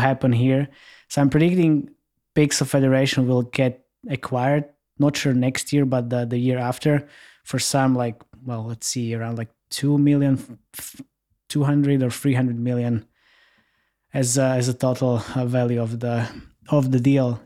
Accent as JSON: {"language": "English", "country": "Slovakia", "said": "I'm based in Slovakia and I'm from Slovakia"}